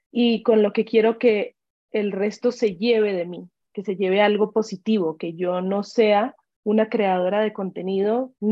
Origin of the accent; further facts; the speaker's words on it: Ecuador; also born or lived in Colombia; empezando por el que, bueno, soy colombiana y me vine a vivir muy chiquita a Ecuador, a pesar de que son dos culturas muy parecidas